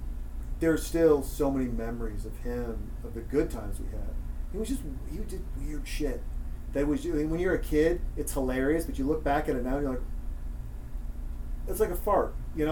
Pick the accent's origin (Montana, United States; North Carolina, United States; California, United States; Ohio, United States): Montana, United States; I'm from Montana. I was with my grandfather in Townsend, Montana.